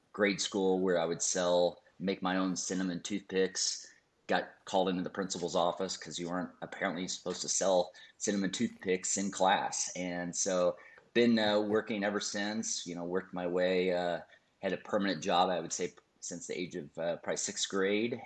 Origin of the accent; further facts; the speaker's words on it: Minnesota, United States; I would go in this little town in Minnesota